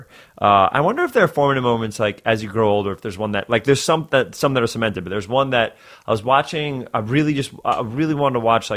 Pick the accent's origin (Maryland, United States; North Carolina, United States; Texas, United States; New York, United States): New York, United States; New York City; also born or lived in Edgemont, Westchester, New York; I grew up in New York. I grew up in Riverdale, which is like the northern part of the Bronx